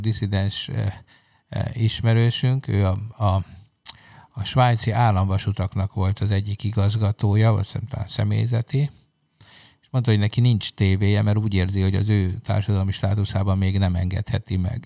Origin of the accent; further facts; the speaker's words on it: Hungary; egy jelentéktelen kis ország vagyunk